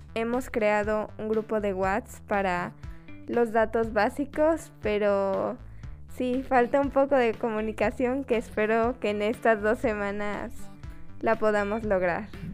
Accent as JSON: {"language": "Spanish", "country": "Mexico", "said": "yo, como cualquier mexicana"}